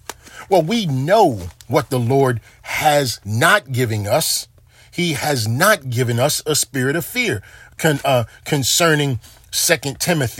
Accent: Baltimore, Maryland, United States; You know, there are times when growing up in Baltimore where I saw the murders outnumber the calendar days in a year.

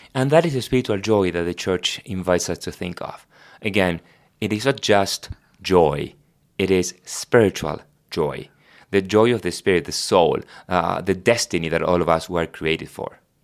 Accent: Argentina; first language Spanish; English is a second language; moved away; I was born in Argentina, so my first language is Spanish

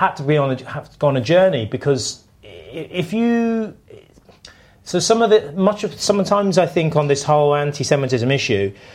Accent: United Kingdom; I'm British.

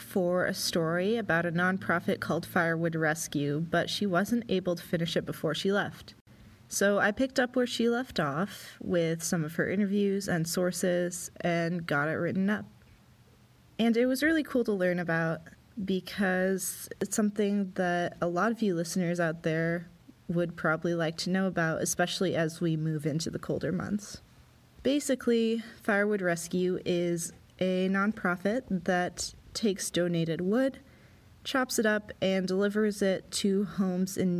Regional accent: Pullman, Washington, United States; moved away as an adult; now in Sandpoint, Idaho, United States; I grew up near Pullman, Washington, which is where Washington State University is

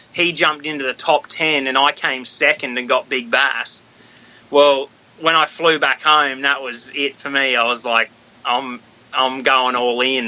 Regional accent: Australia; moved away as an adult; also born or lived in Oklahoma; now in United States; born and bred in Australia. I lived in Australia my whole life until I was twenty six

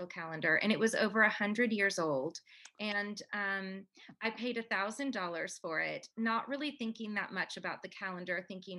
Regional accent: Canada; now in United States; I'm Canadian

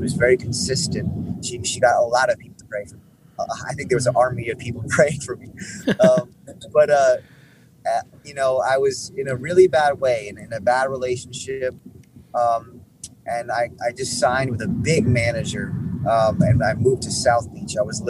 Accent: Hong Kong; born there; also born or lived in Norway / New York / Texas / Miami; I was born in Hong Kong. I lived in Norway, New York, Texas, Miami.

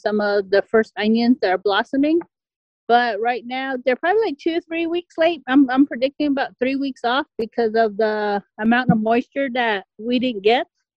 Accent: San Carlos Apache Reservation, Arizona, United States; I am from the San Carlos Apache tribe. I live in Vilas, Arizona

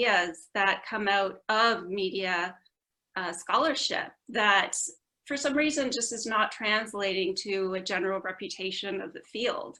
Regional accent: Vancouver, British Columbia, Canada; moved away as an adult; also born or lived in Toronto / Ottawa; now in United Kingdom; I'm Canadian. I grew up in Vancouver

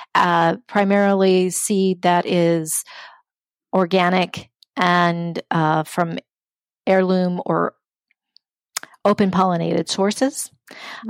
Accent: Omaha, Nebraska, United States; also born or lived in Riverside, California; now in St. Paul, United States; from the age of 10 years on, I grew up in Nebraska um, in the community of Omaha

